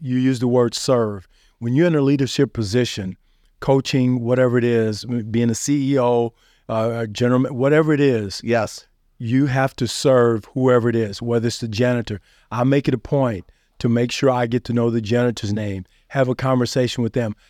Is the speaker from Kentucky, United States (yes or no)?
yes; Western Kentucky, United States; also born or lived in Indianapolis, Indiana; I was born in Indianapolis, but I was grew up in Kentucky.